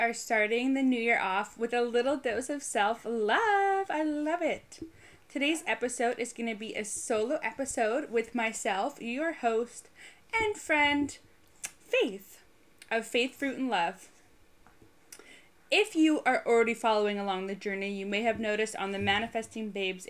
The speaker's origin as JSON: {"language": "English", "country": "Canada", "also_born_or_lived": "Halifax / Toronto / United Kingdom", "said": "By the way, I've lived in 5 different cities in Canada. I'm Canadian, and I have lived in 3 in the UK."}